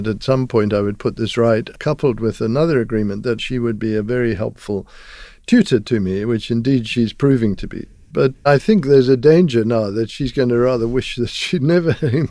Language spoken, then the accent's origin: English; Zimbabwe; I come from Zimbabwe, and I went to school there.